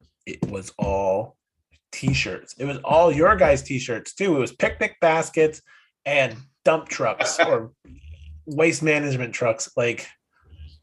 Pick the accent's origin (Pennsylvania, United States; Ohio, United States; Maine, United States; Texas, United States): Maine, United States; now in New York, United States; I'm originally from Maine, so when we go home to Maine